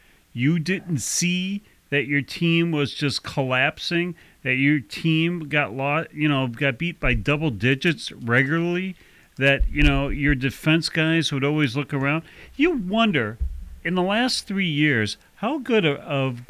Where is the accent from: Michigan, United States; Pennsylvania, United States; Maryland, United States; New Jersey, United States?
Michigan, United States; Detroit; growing up in Detroit